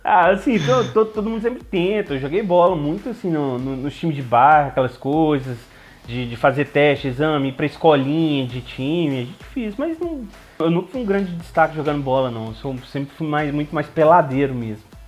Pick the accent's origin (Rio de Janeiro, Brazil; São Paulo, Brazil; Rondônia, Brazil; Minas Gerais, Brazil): Minas Gerais, Brazil; Belo Horizonte; eu nasci em Belo Horizonte, eu sou bem autêntico mineiro